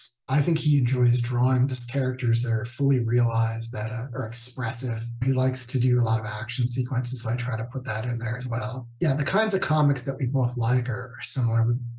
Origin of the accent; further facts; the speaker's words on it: New York, United States; also born or lived in Chicago; I lived in New York. I grew up in New York. And then I ended up moving to Chicago, I think probably year 2000.